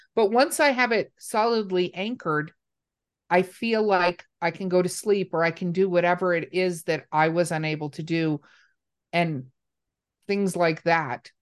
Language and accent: English; Los Angeles, California, United States; I grew up in Hollywood, California